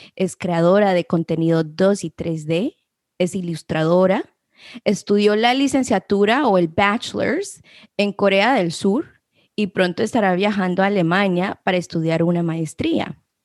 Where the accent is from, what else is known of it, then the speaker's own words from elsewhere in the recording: San Pedro Soloma, Huehuetenango, Guatemala; moved away; yo nací en San Pedro Soloma del departamento de Huehuetenango y en mi casa se escuchaba el Canjobal